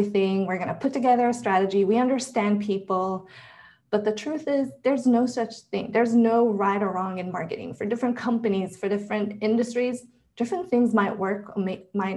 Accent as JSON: {"language": "English", "country": "Israel", "tie": "born or raised there", "said": "I was born and raised in Israel"}